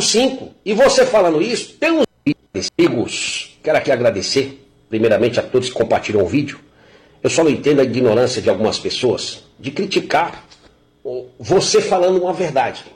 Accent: Brazil; eu sou brasileiro

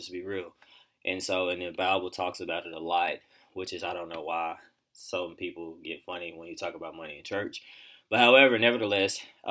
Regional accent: Pine Bluff, Arkansas, United States; growing up in Pine Bluff

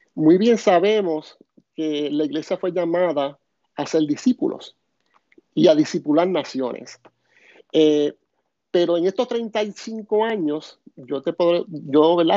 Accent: Puerto Rico; soy de, de Puerto Rico

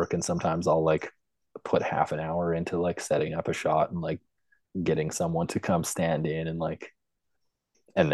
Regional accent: Lloydminster, Canada; moved away as an adult; also born or lived in Edmonton, Alberta; I grew up in Lloydminster, Alberta, Saskatchewan

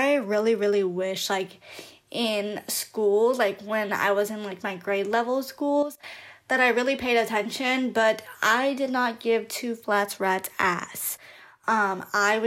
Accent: Long Beach, California, United States; I grew up in North Long Beach, California

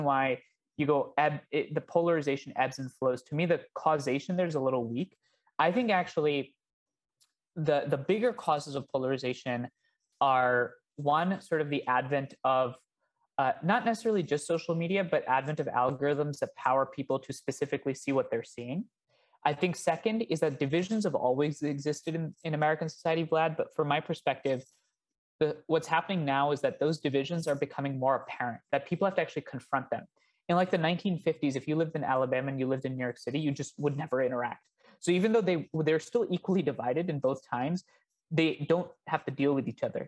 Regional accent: India; now in United States; I come from India.

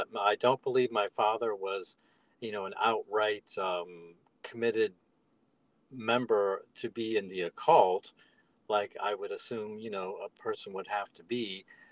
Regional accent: on Lake Erie, northern Ohio, United States; I'm from northern Ohio, up on Lake Erie, a small town

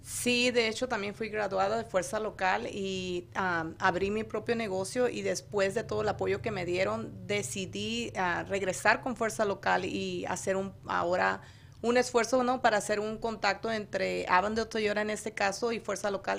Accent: Hermosillo, Sonora, Mexico; Yo soy de Sonora, Hermosillo, Sonora

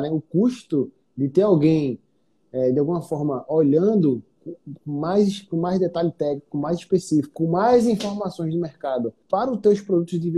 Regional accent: Northeast Region, Brazil; Eu sou do Nordeste

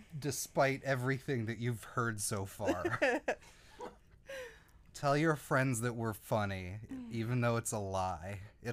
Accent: the South, United States; we're from the South.

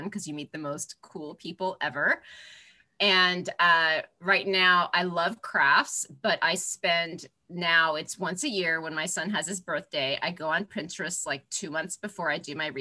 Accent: Florida, United States; now in Manhattan, United States; I grew up in Florida

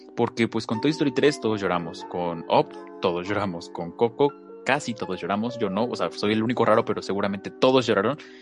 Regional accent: Mexico; somos mexicanos

